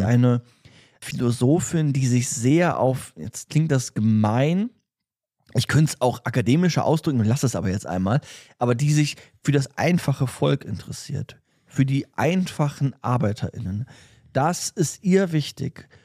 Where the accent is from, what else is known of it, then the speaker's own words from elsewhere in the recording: Germany; wir als Deutsche, die jetzt in Deutschland leben